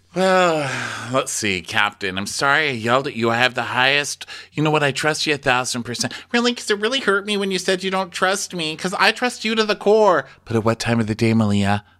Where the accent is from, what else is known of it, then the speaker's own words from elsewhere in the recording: Texas, United States; I'm from Texas.